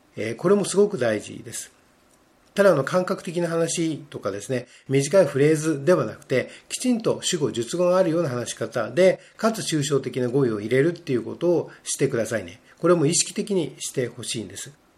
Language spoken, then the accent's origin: Japanese; Japan; first language Japanese; 我々は日本語で育っているので